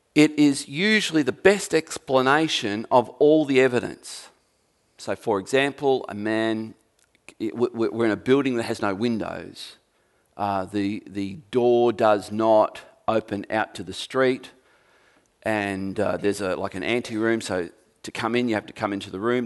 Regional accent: Tasmania, Australia; Not only am I an Australian, well, I'm a Tasmanian

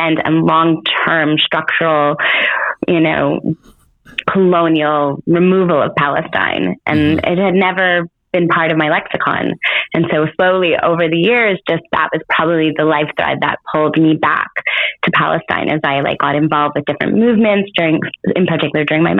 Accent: Montreal, Quebec, Canada; I was born in Montreal, Canada, but I'm born to Israeli parents that were born in Tel Aviv

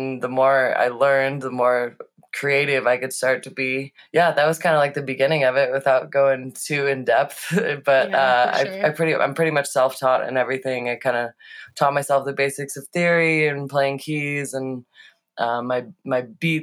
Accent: St. Louis, Missouri, United States; moved away as an adult; also born or lived in Boulder, Colorado; I moved from St. Louis to Boulder in 2008 when I graduated high school to go to CU Boulder

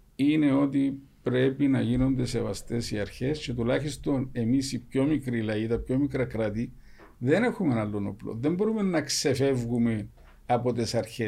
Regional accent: Cyprus; εμεί σαν κύπρο

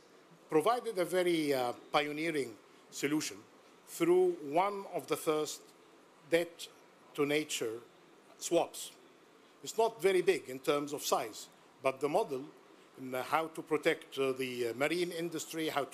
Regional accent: Egypt; representing my home country, Egypt

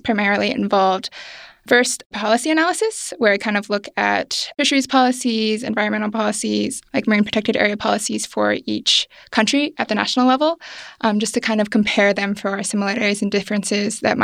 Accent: Oregon, United States; moved away; I grew up in Oregon

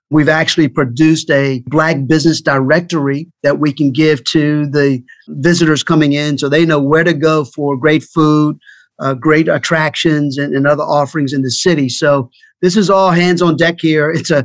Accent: Richmond, Virginia, United States; moved away as an adult; now in Baltimore, United States; my hometown of Richmond.

